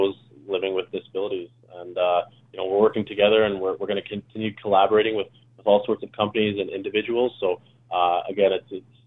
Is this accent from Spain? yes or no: no; Calgary, Alberta, Canada; I'm from Calgary, so it's a pretty old city.